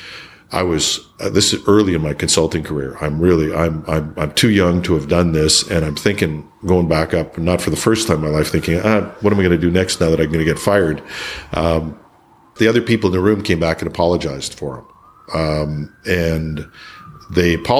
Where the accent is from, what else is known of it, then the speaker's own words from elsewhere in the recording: Canada; People aren't as proud of being Canadian as I am